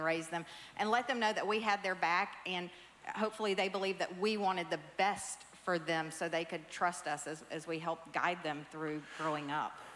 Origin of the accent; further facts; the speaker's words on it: the South, United States; I grew up in the South